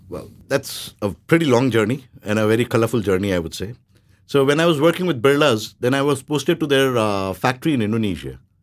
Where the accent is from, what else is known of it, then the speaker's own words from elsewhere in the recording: India; now in Thailand; I'm Indian